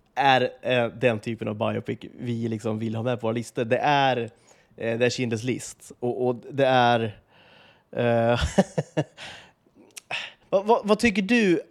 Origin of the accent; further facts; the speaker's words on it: Sweden; vi lever med som svenskar